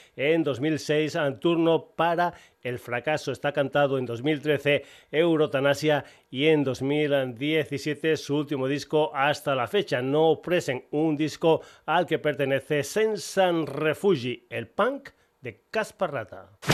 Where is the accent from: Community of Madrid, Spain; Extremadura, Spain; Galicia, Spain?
Extremadura, Spain; me encanta meter gente de mi tierra en el programa, gente de Extremadura